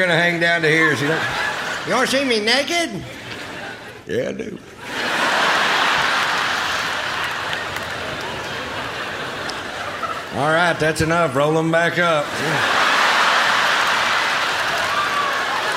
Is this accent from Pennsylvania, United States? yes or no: no; Texas, United States; I'm from Texas, born and raised in Texas